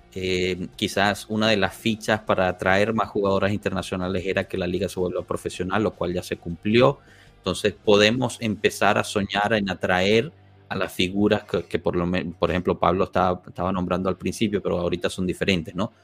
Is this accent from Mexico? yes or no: no; Guatemala; Yo soy de Guatemala